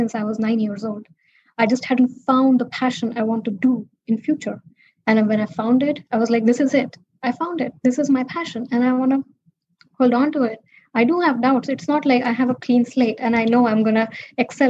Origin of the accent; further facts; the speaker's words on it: India; now in United States; growing up in India, poor and as a girl